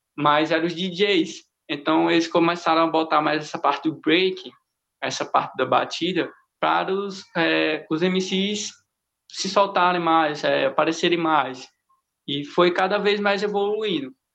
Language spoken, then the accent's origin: Portuguese; Currais Novos, Rio Grande do Norte, Brazil; now in Caicó, Brazil; minha cidade é Currais Novos, que eu sou de Currais, mas eu moro em Caicó